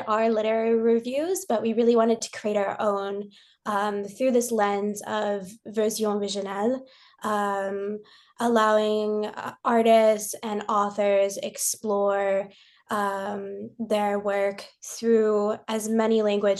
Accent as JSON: {"language": "English", "country": "United States", "moved": "as an adult", "lives_now": "Paris, France", "said": "I have a very French name. I'm American. I came to Paris 5 years ago for love."}